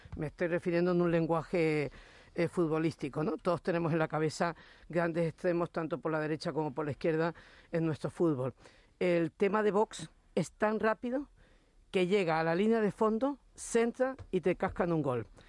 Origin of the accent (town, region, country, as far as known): Canary Islands, Spain